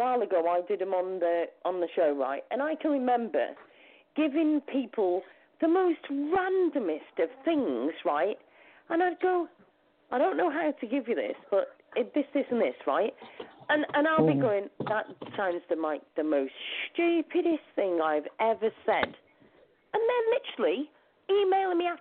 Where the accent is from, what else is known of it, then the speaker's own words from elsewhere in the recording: United Kingdom; also born or lived in Lancashire; I'm actually from the UK. I'm actually in the UK.